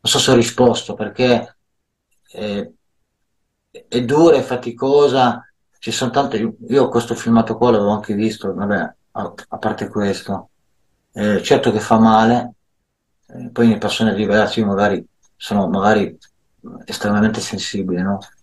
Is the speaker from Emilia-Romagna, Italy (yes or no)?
no; Milan, Lombardy, Italy; Io sono nato a Milano